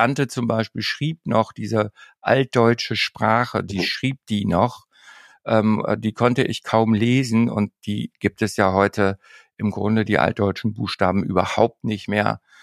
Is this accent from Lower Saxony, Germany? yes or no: yes; Emsland, Lower Saxony, Germany; now in Norderney, Germany; ans Emsland, dort wo ich groß geworden bin